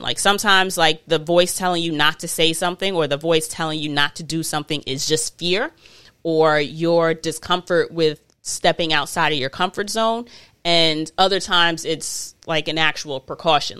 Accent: United States; I'm not African, I'm American

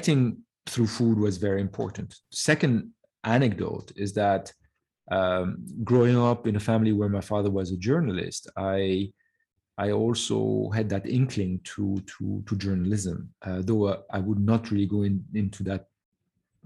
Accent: France; moved away as an adult; also born or lived in Lebanon / Canada; I grew up in France. We left Lebanon in 75, at the beginning of the Civil War. So I grew up in France and did all my schooling there.

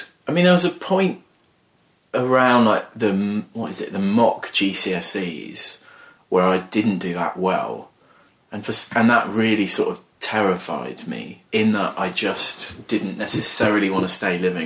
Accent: Wheathampstead, East of England, United Kingdom; I grew up in a village called Wheat Hampstead, which is in Hertfordshire, really near Bedfordshire

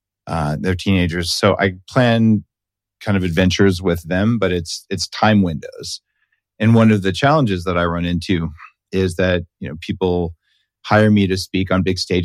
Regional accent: New Mexico, United States; I'm from New Mexico

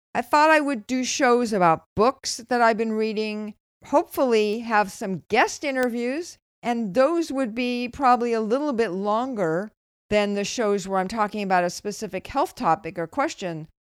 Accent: Los Angeles, California, United States; moved away as an adult; also born or lived in Berkeley; now in Bay Area, United States; I grew up in Los Angeles. I moved to Berkeley to go to college, and except for a couple of years back in L A, which I would prefer to forget, never really left the Bay Area again

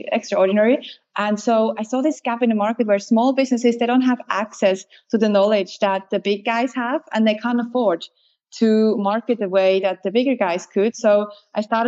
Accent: Switzerland; moved away as an adult; now in Australia; I grew up in Switzerland and then became Australian. I've been here for 14 years.

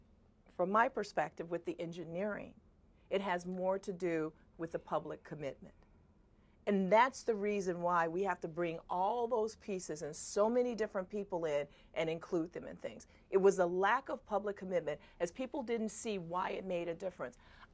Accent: Chicago, Illinois, United States; also born or lived in Alabama; I grew up in Woodlawn, the south side of Chicago, African-American community.

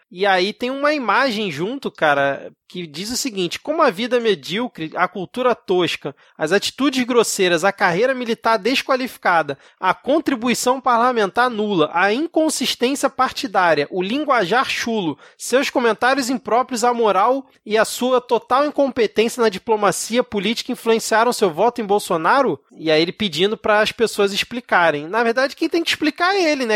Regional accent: Rio de Janeiro, Brazil; eu, como um bom carioca

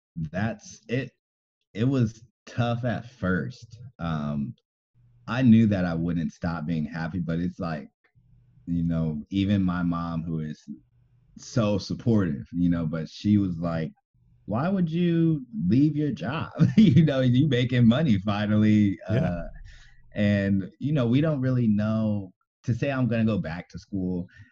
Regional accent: Moreno Valley, California, United States; I'm from Moreno Valley, and that's about you know 50 miles um, east

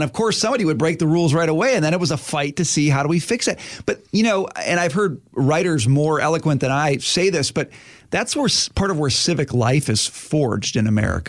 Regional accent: Forest Lake, Minnesota, United States; we grew up together in Forest Lake, Minnesota

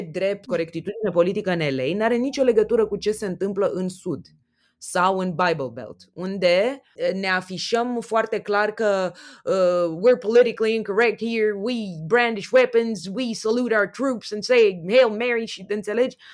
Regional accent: Romania; ca români

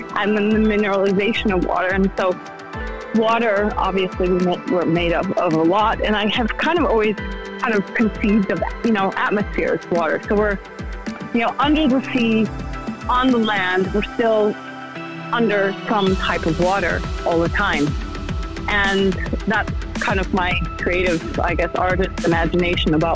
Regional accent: northern Illinois, United States; I was born in Illinois, northern Illinois

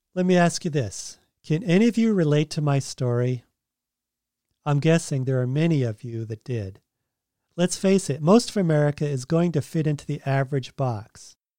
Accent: Massachusetts, United States; moved away as an adult; also born or lived in Oregon / California; now in Tennessee, United States; I grew up in Massachusetts, and then I lived in Oregon right after college, then California, and now we live in Tennessee

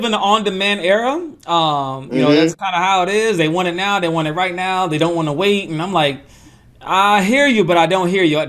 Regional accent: Atlanta, Georgia, United States; I'm a Braves fan by heart. I'm from Atlanta

